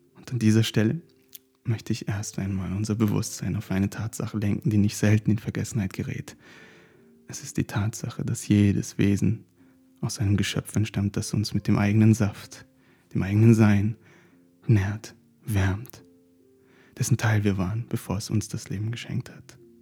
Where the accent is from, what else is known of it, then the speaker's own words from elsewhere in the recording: Turkey; now in Germany; Wir sind ländlich auf den Bergen in der Türkei aufgewachsen